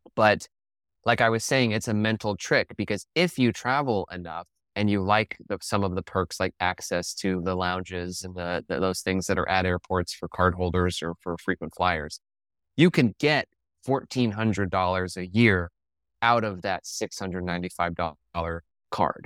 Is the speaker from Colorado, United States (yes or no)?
yes; Denver, Colorado, United States; moved away as an adult; also born or lived in Ohio / Baltimore; I grew up in Colorado, went to school in Ohio, moved to Baltimore